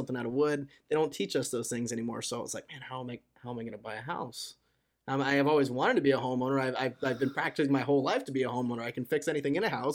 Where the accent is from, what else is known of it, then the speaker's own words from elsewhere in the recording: Torrance, California, United States; I grew up in Torrance, California